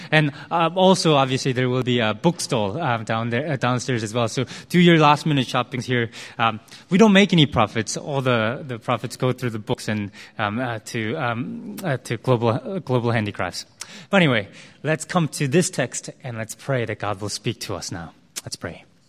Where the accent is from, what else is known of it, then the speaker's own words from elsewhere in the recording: United States; also born or lived in Korea; I spent a large part of my life in the U S